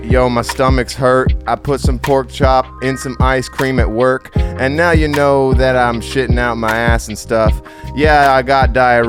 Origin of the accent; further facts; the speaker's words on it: Hawaii, United States; moved away; also born or lived in Michigan; I'm from Hawaii originally, and then met David in college in Michigan, and then we moved out here.